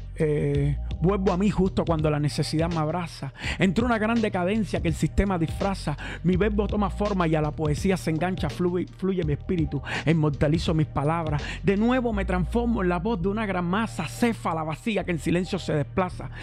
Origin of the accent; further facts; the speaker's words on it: Cuba; yo vivo en Cuba todavía